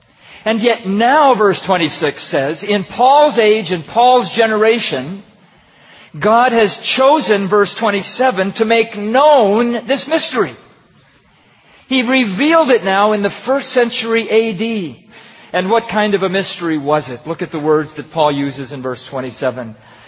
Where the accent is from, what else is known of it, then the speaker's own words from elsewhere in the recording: Pakistan; And I have a good friend that I grew up with in Pakistan.